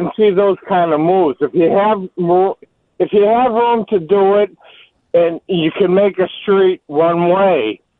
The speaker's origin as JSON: {"language": "English", "town": "Medford", "region": "Massachusetts", "country": "United States", "tie": "born or raised there", "also_born_or_lived": "Cambridge, Massachusetts", "said": "I grew up in Medford, but I lived in Cambridge for 20 years."}